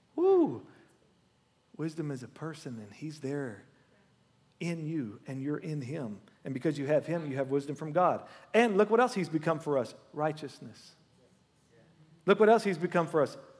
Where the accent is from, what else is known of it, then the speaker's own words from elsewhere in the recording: Oklahoma, United States; I'm from Oklahoma.